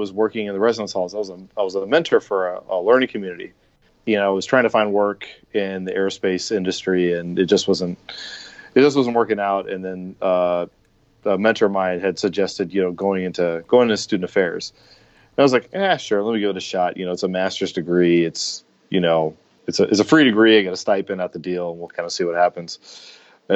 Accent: Baltimore, Maryland, United States; moved away as an adult; also born or lived in Minnesota / California; now in Arizona, United States; back in my hometown. I'm from Baltimore originally

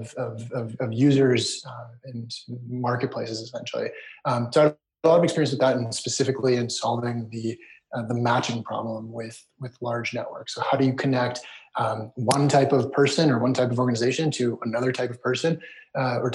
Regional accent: United States; also born or lived in Israel / Canada; moved to the US at a very young age and grew up in the US

